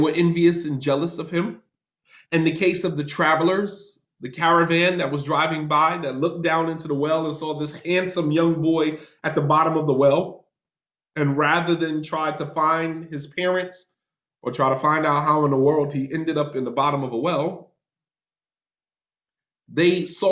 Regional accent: North New Jersey, United States; moved away as an adult; also born or lived in Medina, Saudi Arabia

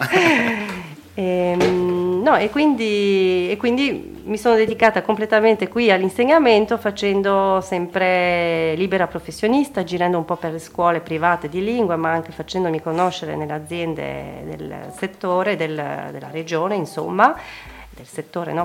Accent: Paris, Île-de-France, France; first language French; Italian is a second language; moved away as an adult; also born or lived in Montreuil / Warsaw, Poland / Milan, Italy; now in Udine, Italy; Nata e cresciuta a Parigi nell'81 a, Paris. E, a Parigi nata a Montreuil per l'esattezza

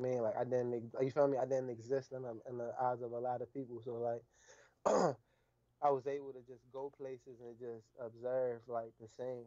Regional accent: Warren County, North Carolina, United States; moved away; also born or lived in Baltimore, Maryland; you can't tell me I'm not from Warren County

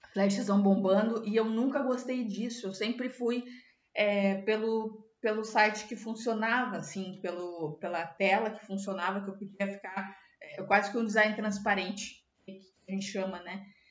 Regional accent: Dom Pedrito, Rio Grande do Sul, Brazil; also born or lived in Serra Gaúcha, Rio Grande do Sul; eu sou de Dom Pedrito, na fronteira do Rio Grande do Sul com o Uruguai

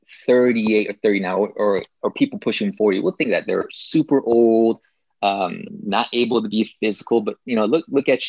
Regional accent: Seattle, Washington, United States; also born or lived in Ormoc City, Philippines; now in Renton, United States; I grew up in Berrien. West Seattle, Berrien

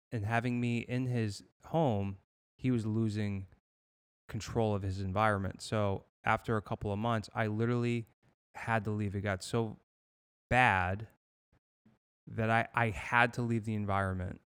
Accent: Massachusetts, United States; moved away as an adult; also born or lived in San Diego, United States / Los Angeles, United States; now in Fort Myers, United States; I grew up in Massachusetts

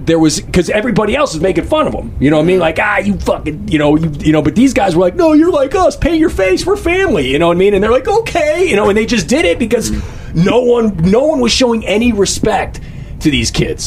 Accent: Toledo, Ohio, United States; I grew up in Toledo, Ohio, East Toledo, Ohio, which is like 45 minutes away from Detroit

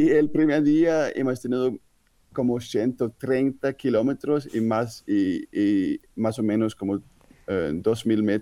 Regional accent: Denmark; moved away; also born or lived in Switzerland / Spain / Netherlands; como soy danés

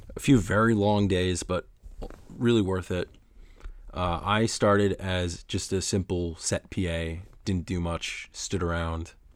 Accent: Oneonta, New York, United States; my hometown of Oneonta, New York

